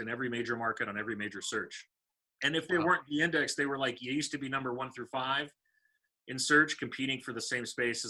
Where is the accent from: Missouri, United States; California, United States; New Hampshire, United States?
California, United States; Los Angeles; now in North Carolina, United States; I grew up in Los Angeles.